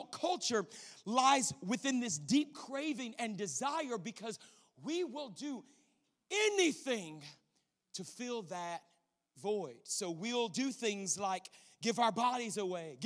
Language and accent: English; Louisiana, United States; moved away as an adult; also born or lived in Colorado Springs, Colorado / Arizona; I grew up in Louisiana.